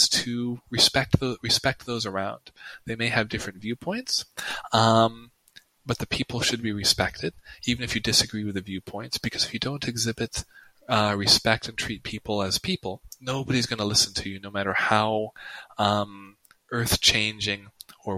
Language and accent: English; United States; first language English; I'm American